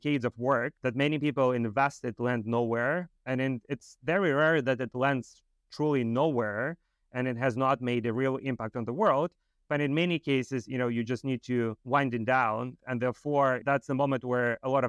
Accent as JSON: {"language": "English", "country": "Moldova", "tie": "born or raised there", "moved": "yes", "said": "I grew up in Moldova"}